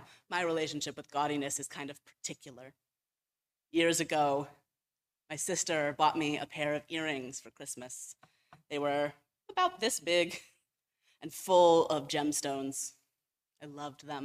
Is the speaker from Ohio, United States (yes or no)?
yes; Cleveland, Ohio, United States; I grew up in Ohio. I grew up in Cleveland